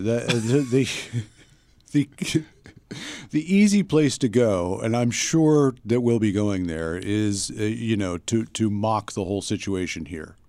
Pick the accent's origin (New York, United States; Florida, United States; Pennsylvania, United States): Pennsylvania, United States; near King of Prussia; moved away; I was at King of Prussia Mall uh, in, uh, in, or near my hometown